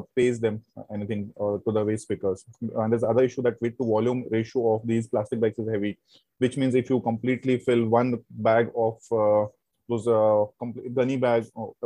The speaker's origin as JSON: {"language": "English", "region": "Jammu and Kashmir", "country": "India", "tie": "born or raised there", "also_born_or_lived": "Mumbai / Pune", "moved": "yes", "said": "I'm actually from the Kashmir. So I'm born in Kashmir. Then we moved out from the Kashmir in 90s due to the militancy"}